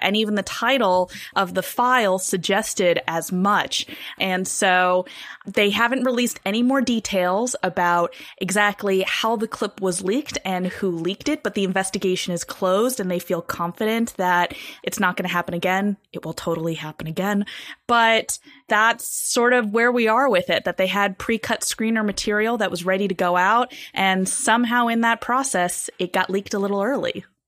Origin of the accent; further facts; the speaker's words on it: California, United States; my home state of California